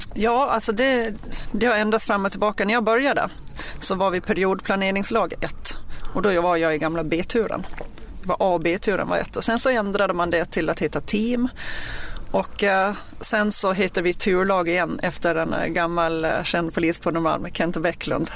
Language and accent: Swedish; Gotland, Sweden; accent: Gotlandic; moved away as an adult; now in Stockholm, Sweden; jag är uppvuxen på Gotland och eh, flyttade upp till Stockholm med anledningen att jag började på POS och det var i augusti 2004